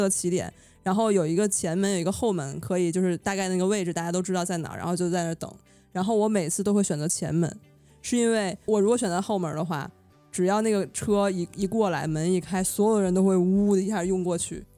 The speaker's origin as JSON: {"language": "Chinese", "region": "northern China", "country": "China", "tie": "born or raised there", "said": "我是在这个，从小在北方城市长大"}